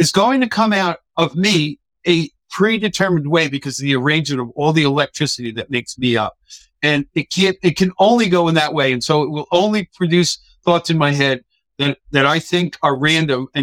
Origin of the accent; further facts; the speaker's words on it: New York, United States; first language English; I'm a New Yorker, dude. I don't speak proper English at all